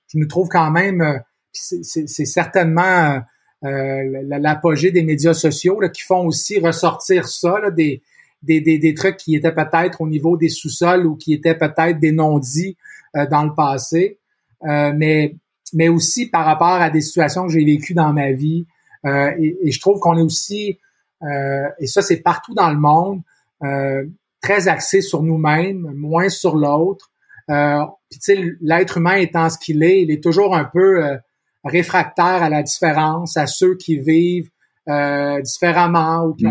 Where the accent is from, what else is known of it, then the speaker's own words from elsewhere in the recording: Montreal, Quebec, Canada; suis né ici, je suis né à Montréal, je vis encore à Montréal